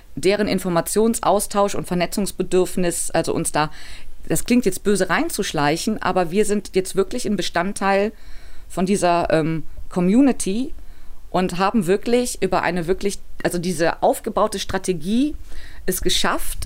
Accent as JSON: {"language": "German", "town": "Cologne", "region": "North Rhine-Westphalia", "country": "Germany", "said": "ich bin Kölnerin"}